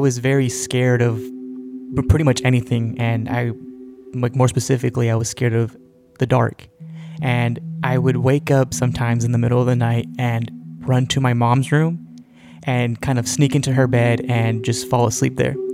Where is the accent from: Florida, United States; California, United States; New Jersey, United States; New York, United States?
California, United States; Central Valley of; We grew up in the Central Valley of California